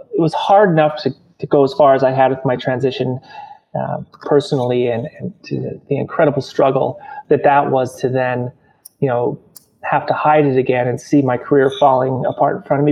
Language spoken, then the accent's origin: English; Montana, United States; growing up in Montana